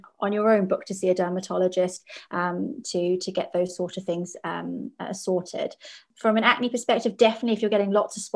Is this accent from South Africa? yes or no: yes; South Africa; As a child, I grew up in South Africa